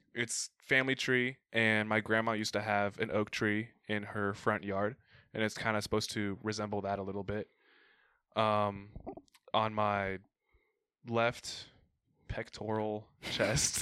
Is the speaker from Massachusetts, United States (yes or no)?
no; Arizona, United States; I grew up in Arizona